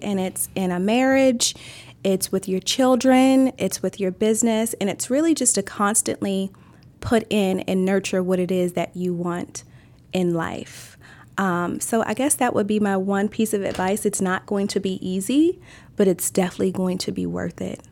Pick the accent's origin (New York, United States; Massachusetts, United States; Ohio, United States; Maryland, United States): Maryland, United States; born or raised there